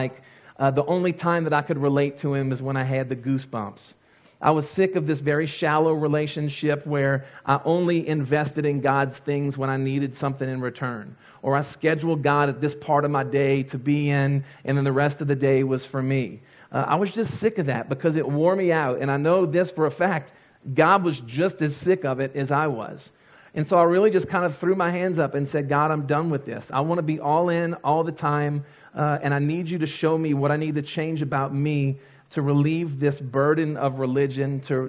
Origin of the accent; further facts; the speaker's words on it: Louisiana, United States; and I grew up in Louisiana. We don't have counties, we have parishes.